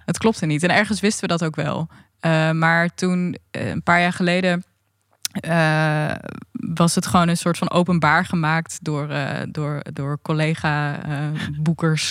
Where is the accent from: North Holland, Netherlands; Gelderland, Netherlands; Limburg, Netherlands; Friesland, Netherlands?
Friesland, Netherlands; Leeuwarden; ik kom nu vanuit Leeuwarden gereisd. En daar ben ik ook opgegroeid.